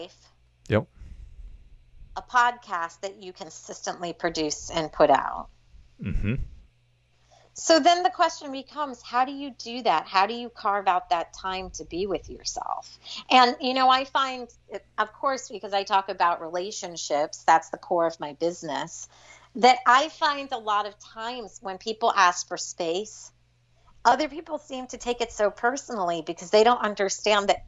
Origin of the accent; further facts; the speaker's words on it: New York, United States; being a New Yorker